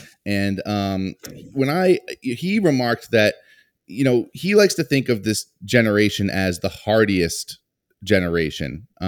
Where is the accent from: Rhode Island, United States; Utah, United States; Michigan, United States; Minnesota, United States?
Rhode Island, United States; Johnston; I had the pleasure of meeting you recently in my hometown of Johnston, Rhode Island, but that is where my family's bakery is in Johnston.